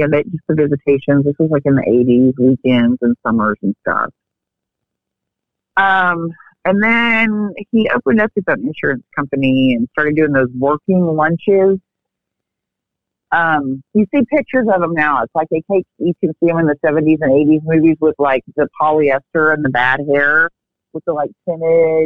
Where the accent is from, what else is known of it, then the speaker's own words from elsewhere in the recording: Texas, United States; I grew up in Texas.